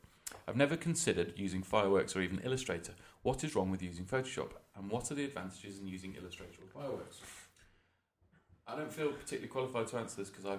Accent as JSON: {"language": "English", "town": "Worcester", "region": "West Midlands", "country": "United Kingdom", "said": "from Worcester, down the road."}